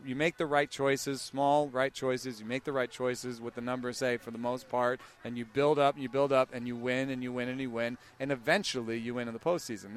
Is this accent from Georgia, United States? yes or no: yes; Atlanta, Georgia, United States; moved away; I grew up in Atlanta